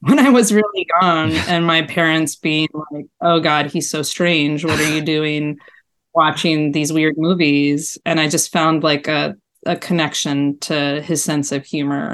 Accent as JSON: {"language": "English", "town": "Baltimore", "region": "Maryland", "country": "United States", "tie": "born or raised there", "said": "I grew up in Baltimore"}